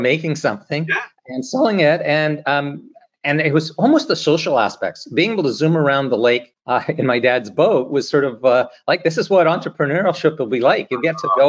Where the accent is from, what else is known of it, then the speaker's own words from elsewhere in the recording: North Vancouver, British Columbia, Canada; I grew up in North Vancouver, so on the North Shore of Vancouver, British Columbia